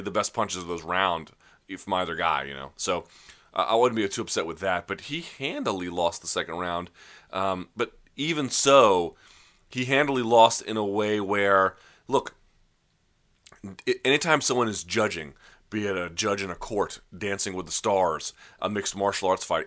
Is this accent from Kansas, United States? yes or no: no; Washington, District of Columbia, United States; just outside my hometown. They call it a D C